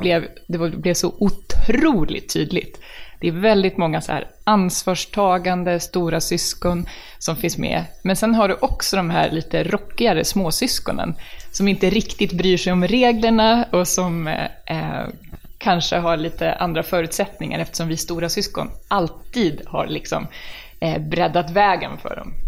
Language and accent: Swedish; Stockholm, Stockholm County, Sweden; Jag är från Hässelby, Kälvesta. Det är alltså västra Stockholm